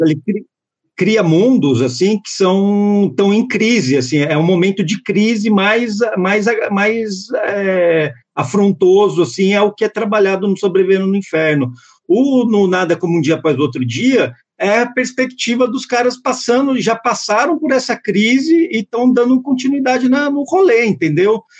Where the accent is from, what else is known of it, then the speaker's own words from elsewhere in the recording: Santo André, São Paulo, Brazil; moved away; eu fui criado entre Santo André e o Parque São Rafael